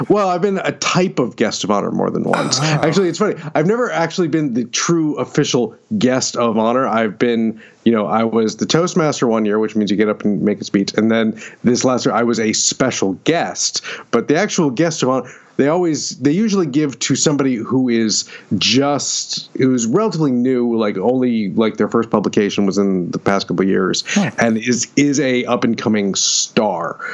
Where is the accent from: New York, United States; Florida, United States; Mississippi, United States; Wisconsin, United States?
New York, United States; Syracuse; moved away as an adult; also born or lived in Pennsylvania; now in Austin, United States; I grew up just outside of Syracuse